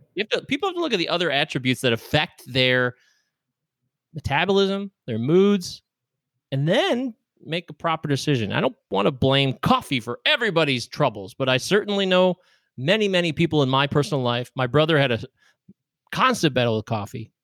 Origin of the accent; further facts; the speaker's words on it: United States; I'm an American